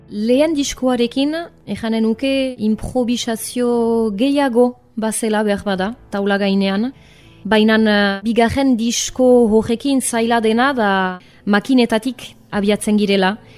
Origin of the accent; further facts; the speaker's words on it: Arbonne, Nouvelle-Aquitaine, France; Arbonakoa naiz jatorriz, bai honan sortua